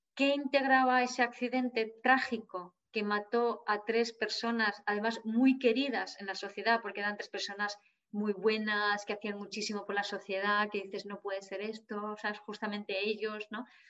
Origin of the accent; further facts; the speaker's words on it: Jávea, Valencian Community, Spain; aquí en Javia, mi pueblo